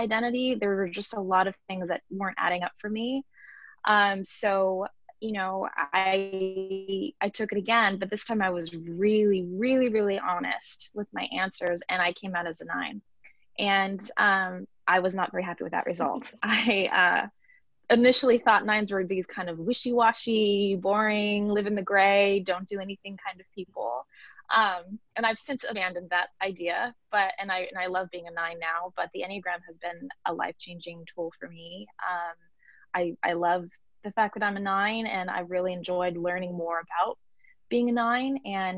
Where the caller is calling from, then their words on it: Los Angeles, California, United States; I'm calling in from Los Angeles, California